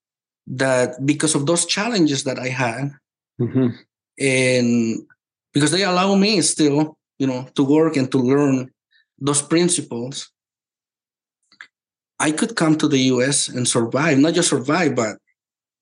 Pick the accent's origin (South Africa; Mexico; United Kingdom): Mexico; moved away; I come from Mexico. This is not child abuse there. This is normal. We work since we were little.